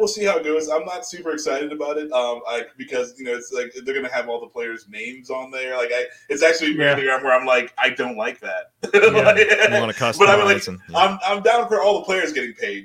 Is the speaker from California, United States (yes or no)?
no; Ohio, United States; born or raised there; also born or lived in Jamaica (ancestry)